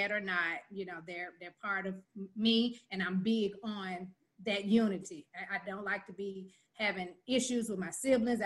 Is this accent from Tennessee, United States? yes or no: yes; Memphis, Tennessee, United States; also born or lived in Raleigh, Memphis; now in Bartlett, United States; I'm from, born and raised in North Memphis, Chelsea and Lambert.